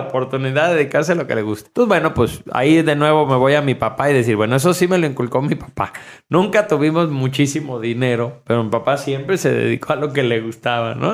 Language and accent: Spanish; Mexico; en México, que somos una cultura judio-cristiana